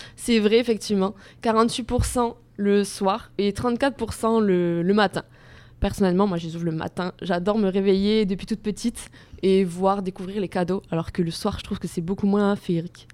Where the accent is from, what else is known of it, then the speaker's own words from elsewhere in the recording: Gers, Occitania, France; Je viens du Gers